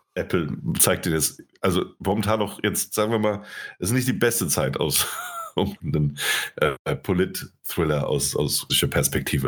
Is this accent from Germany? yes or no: yes; Germany; wir Piefkes